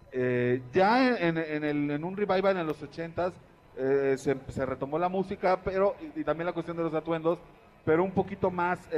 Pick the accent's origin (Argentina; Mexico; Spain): Mexico; algo que nos da identidad como mexicanos